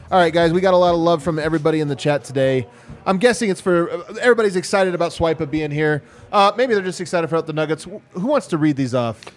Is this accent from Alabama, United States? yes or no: no; Arizona, United States; I am from Arizona, and I'm curious about your golf tur- tournament, sir.